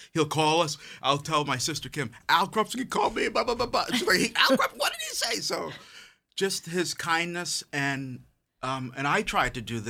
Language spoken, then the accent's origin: English; Boston, Massachusetts, United States; I grew up in Mattapan.